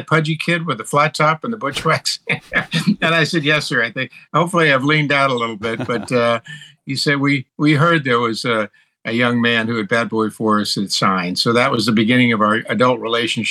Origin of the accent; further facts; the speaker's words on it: Tampa, Florida, United States; now in Los Angeles, United States; I grew up in the Tampa Bay area